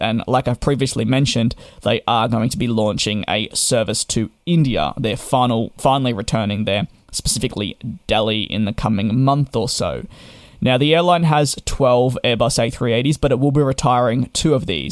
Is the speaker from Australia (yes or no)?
yes; Australia; Being Australian